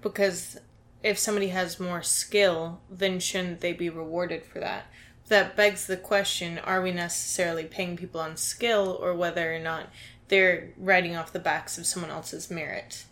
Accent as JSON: {"language": "English", "town": "Dayton", "region": "Ohio", "country": "United States", "said": "I'm from Dayton, Ohio"}